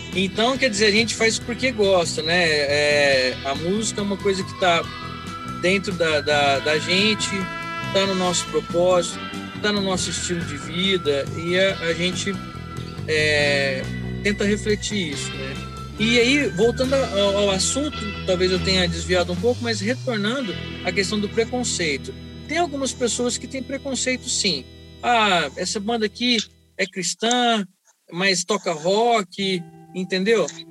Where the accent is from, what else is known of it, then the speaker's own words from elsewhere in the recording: Pedregulho, São Paulo, Brazil; sou do município de Pedregulho, né? Perto de Estreito, morava na roça lá.